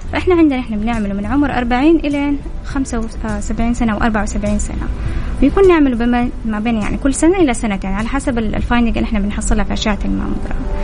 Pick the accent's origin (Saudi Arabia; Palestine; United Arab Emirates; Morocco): Saudi Arabia; عندنا في السعودية